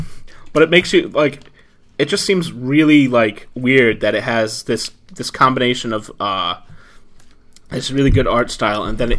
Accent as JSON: {"language": "English", "country": "United States", "said": "You can tell I'm American"}